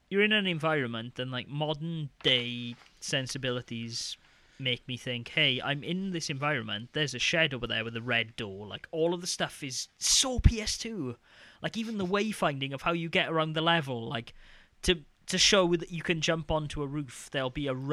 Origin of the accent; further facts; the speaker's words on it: Wales, United Kingdom; accent: Welsh; now in Denmark; I now that I'm talking about being Welsh, my I can feel my Welsh my Welsh lilt coming out.